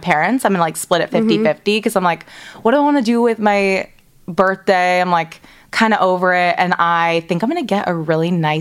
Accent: Orange County, California, United States; now in Culver City, United States; I'm from Orange County

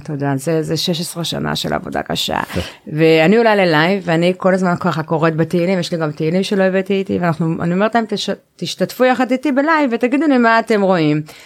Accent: Jerusalem, Jerusalem District, Israel; אני ירושלמית במקור

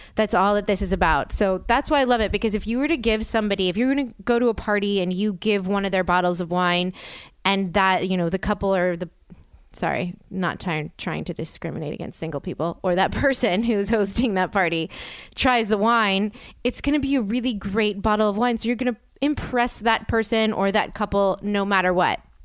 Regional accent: New Orleans, Louisiana, United States; I'm from New Orleans.

